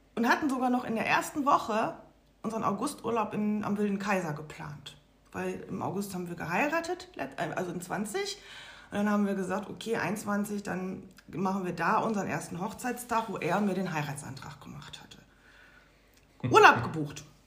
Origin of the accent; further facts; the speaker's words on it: Lünen, North Rhine-Westphalia, Germany; moved away as an adult; also born or lived in Baltic Sea coast, Germany; eine Wohnung in der alten Heimat im Ruhrgebiet, also in meiner Heimatstadt bei der Familie